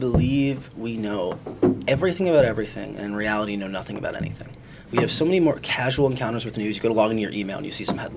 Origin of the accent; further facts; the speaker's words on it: Cleveland, Ohio, United States; moved away; my hometown paper, The Plain Dealer